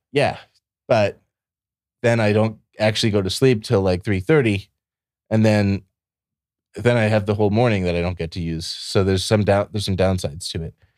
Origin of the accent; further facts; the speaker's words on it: Ohio, United States; also born or lived in Michigan / Puerto Rico; now in Austin, United States; I grew up in Ohio, and, uh, then I moved to Michigan, then I moved to Puerto Rico, then I moved to Texas.